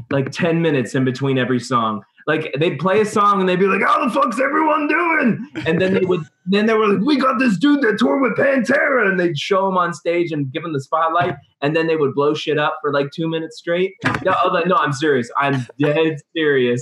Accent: Youngstown, Ohio, United States; we're from Youngstown, so it's in between Pittsburgh and Cleveland

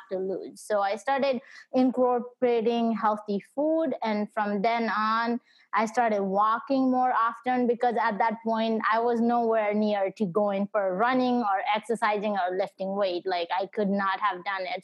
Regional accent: Nepal; now in United States; my parents and I we moved to US so I was born back in Nepal

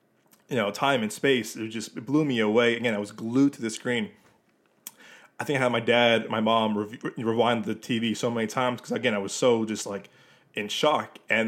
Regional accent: Chicago, Illinois, United States; I'm born and raised in Chicago, Illinois, downtown. Go Cubs.

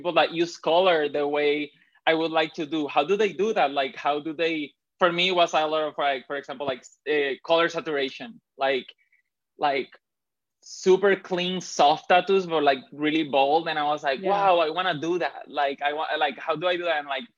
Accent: Puerto Rico; also born or lived in Dominican Republic; I grew up in the Caribbean. I grew up between Puerto Rico and Dominican Republic. I did basically my whole elementary school in Dominican Republic.

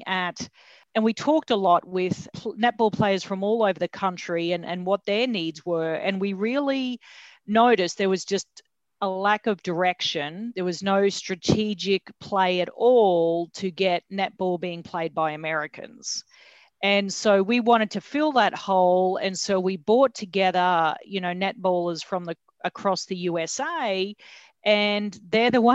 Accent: Australia; moved away as an adult; now in United States; I'm from Australia

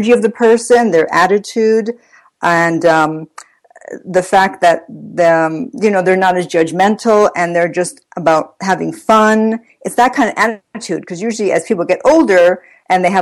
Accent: Italy; moved away as an adult; now in United States; I'm Italian. I was born in Italy. I spent my 20s in Italy.

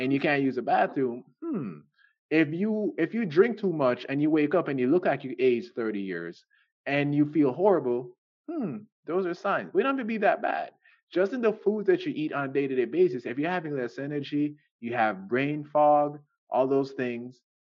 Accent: Jamaica; I'm Jamaican

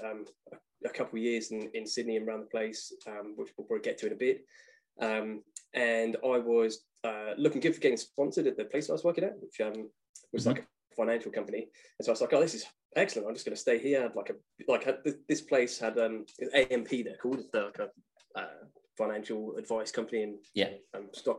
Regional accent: Plymouth, South West England, United Kingdom; accent: English; moved away as an adult; also born or lived in Manchester; I was living in Plymouth till I was in my 20s

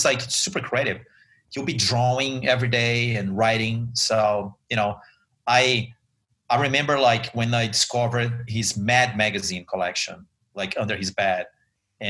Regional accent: São Paulo, Brazil; now in United States; I am originally from Brazil. I was born and raised in São Paulo

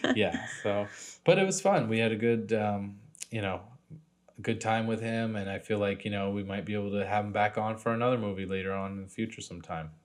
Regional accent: New England, United States; now in California, United States; I was born around the area. I got family still living over there

